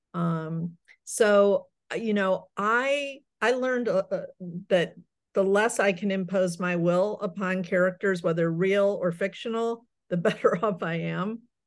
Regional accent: Akron, Ohio, United States; also born or lived in New York; now in Chicago, United States; I grew up in Akron, Ohio

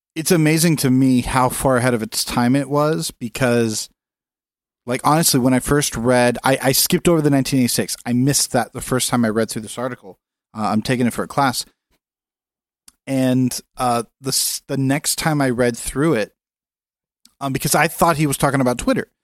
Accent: California, United States; As a Californian

